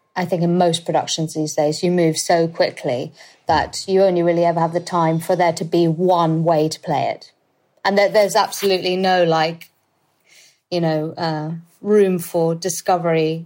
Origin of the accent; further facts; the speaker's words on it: London, United Kingdom; I'm currently living with my husband at my parents' house, at the in the house that I grew up